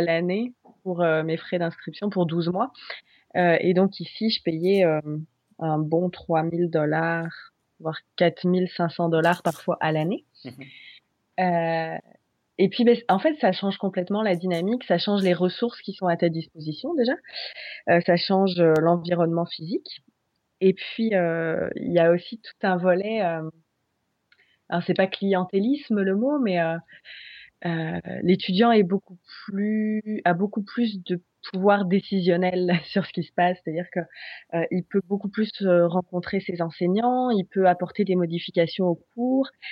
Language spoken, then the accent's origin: French; Poitiers, Nouvelle-Aquitaine, France; moved away as an adult; also born or lived in Aix-en-Provence / Nantes / Guatemala / England; now in Quebec, Canada; je suis originaire de Poitiers.